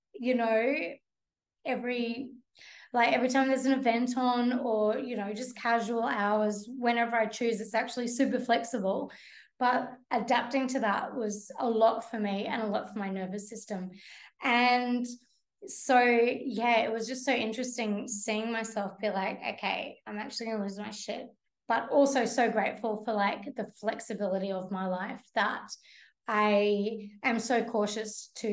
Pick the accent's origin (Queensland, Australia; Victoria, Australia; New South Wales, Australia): Queensland, Australia; Brisbane; moved away; I grew up in Brisbane.